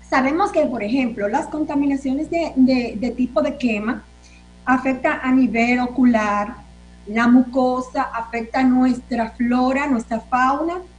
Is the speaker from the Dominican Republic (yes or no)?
yes; Dominican Republic; El dominicano tiene la creencia usted que es dominicano, doctor, que somos hijos del Padre, que no es mentira, y que estamos protegidos